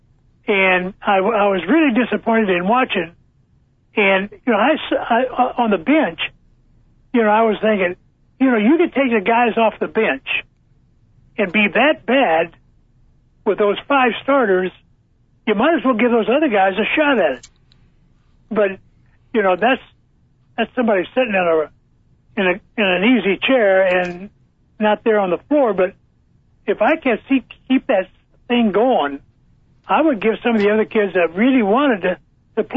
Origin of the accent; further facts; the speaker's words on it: Indiana, United States; being an Indiana guy, and I'm 1 hour from Indianapolis